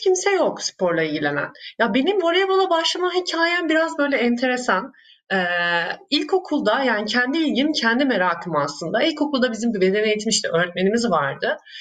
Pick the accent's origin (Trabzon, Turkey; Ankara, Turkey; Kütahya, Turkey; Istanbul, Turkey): Ankara, Turkey; Ankara'da büyüdüm.